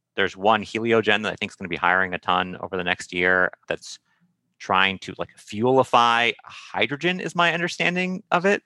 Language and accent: English; Santa Monica, California, United States; I grew up in Santa Monica